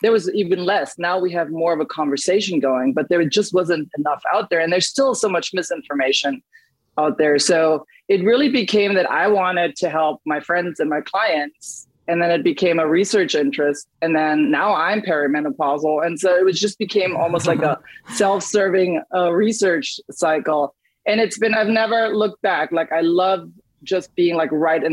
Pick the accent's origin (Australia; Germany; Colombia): Germany; moved away; I grew up in Germany